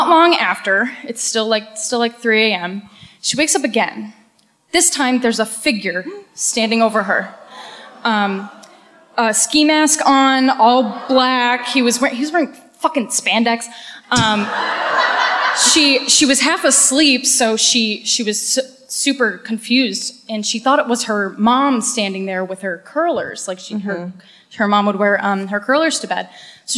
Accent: Cape Cod, Massachusetts, United States; I'm from good old Cape Cod.

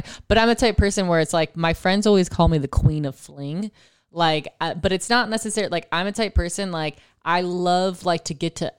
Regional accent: East Coast, United States; I love lacrosse because I'm from East Coast. If you're East Coast, you know lacrosse is what's up.

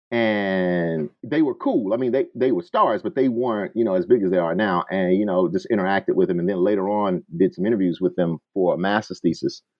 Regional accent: Selma, Alabama, United States; moved away as an adult; also born or lived in Jackson, Mississippi / Birmingham, Alabama / Tuscaloosa, Alabama / Champaign-Urbana, Illinois; now in Atlanta, United States; when I was a kid, I was I grew up in Selma, Alabama. Uh, of course, you know, in the shadows of what we understand as the civil rights movement and Bloody Sunday. Uh, later on, I went to college in Birmingham, Alabama.

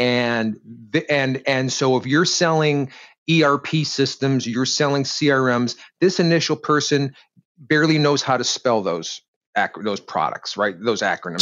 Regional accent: Detroit, Michigan, United States; I grew up in Detroit

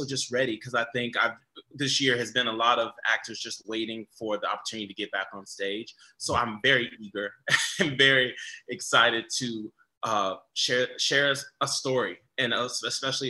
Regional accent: United States; moved away

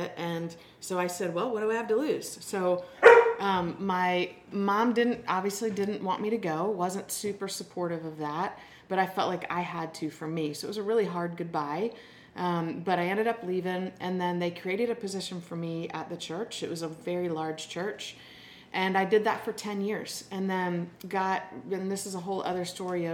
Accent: West Chester, Pennsylvania, United States; moved away; I grew up in Westchester, Pennsylvania, a little town outside of Philadelphia

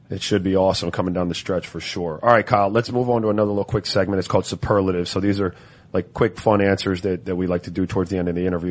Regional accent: U.S. Virgin Islands; I was born in St. Croix

